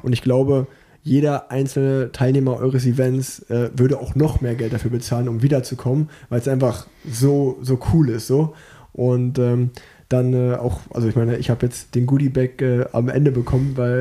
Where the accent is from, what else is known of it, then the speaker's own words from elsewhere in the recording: Unna, North Rhine-Westphalia, Germany; weil ich bin geboren in Unna